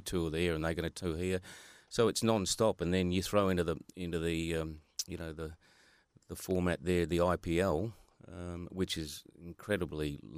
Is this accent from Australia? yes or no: yes; Australia; I was from Hilton Park, Hilton Park Primary School.